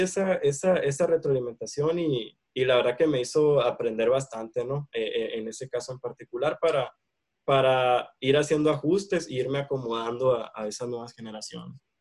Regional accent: Hermosillo, Sonora, Mexico; soy de aquí de Hermosillo, Sonora, eh, acá me encuentro actualmente

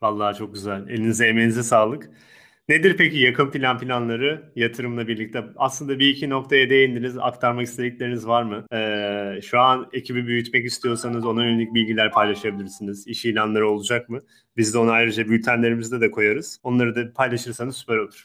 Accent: Turkey; Türk insanı, Akdeniz insanı dediğimiz.

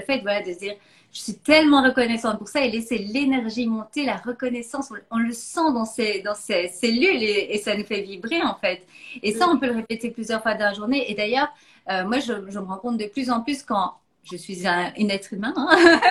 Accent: Belgium; now in Philippines; je suis belge d'origine

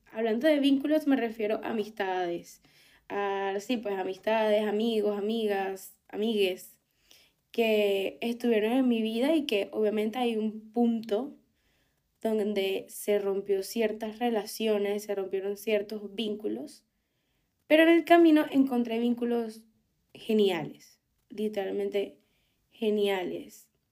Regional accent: Venezuela; moved away as an adult; no me iba a quedar en Venezuela no tanto por todo el tema político, sino que no me veía en mi país

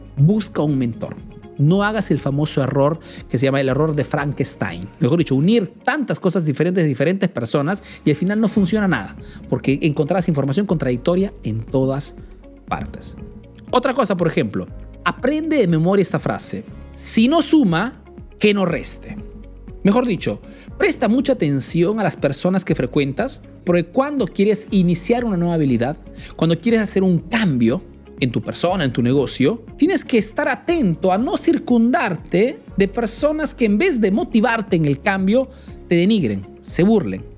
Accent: Peru; now in Italy

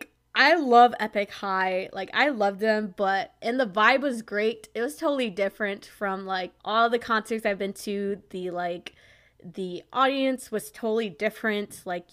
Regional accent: Wisconsin, United States; I'm from Wisconsin

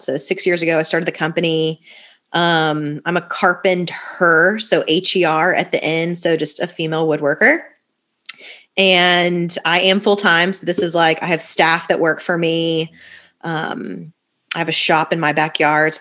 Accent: Fort Lauderdale, Florida, United States; moved away as an adult; also born or lived in Tallahassee, Florida; now in Nashville, United States; I'm originally from Fort Lauderdale, where you guys are based out of. My parents are still there, so born and raised, like literally my whole life until I went to college.

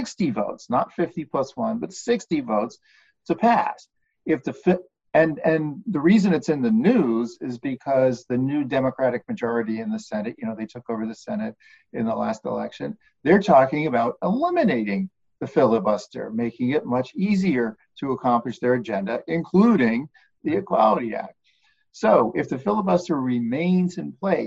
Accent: United States; we as American citizens

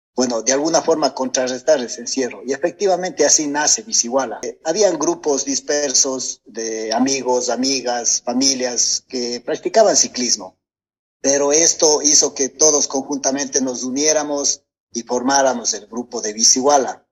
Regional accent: Gualaceo, Azuay, Ecuador; soy de acá de Gualaceo

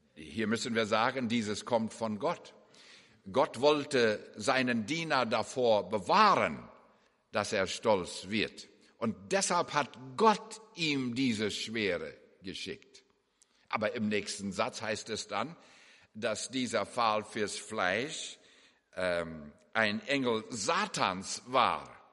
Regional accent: Canada; moved away; also born or lived in Germany; Wir sind ja beide gebürtige Kanadier und äh, wohnen nun in der Nähe von Vancouver

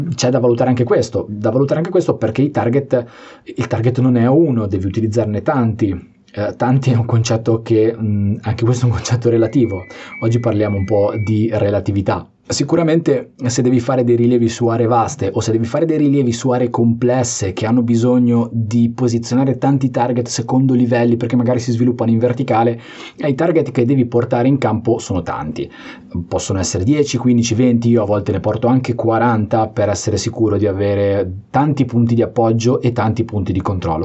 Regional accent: Liguria, Italy; sono anche ligure

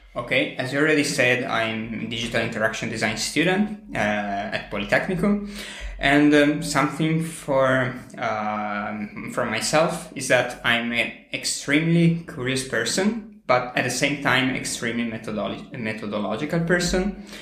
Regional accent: Italy; also born or lived in near Milan; I'm from Italy. I live very, very close to Milan.

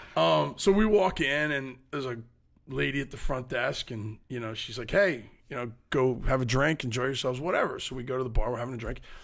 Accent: United States; we're five American guys

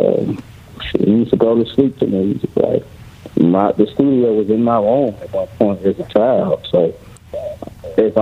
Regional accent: Memphis, Tennessee, United States; I'm from Memphis, Tennessee.

